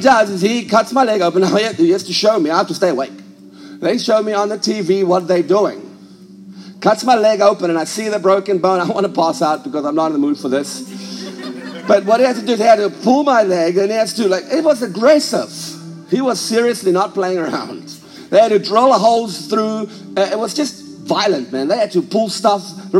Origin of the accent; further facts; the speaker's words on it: South Africa; now in United States; I was raised a South African, but I no longer feel like I'm a South African